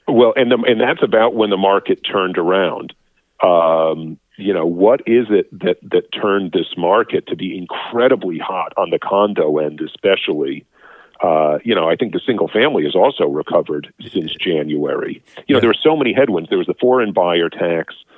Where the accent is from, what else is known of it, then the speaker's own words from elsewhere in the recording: United States; now in Canada; I'm American